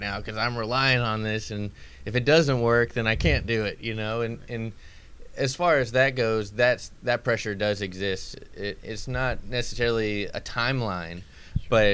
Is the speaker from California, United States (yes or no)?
no; Clarksville, Tennessee, United States; I grew up just outside of Nashville in Clarksville, Tennessee.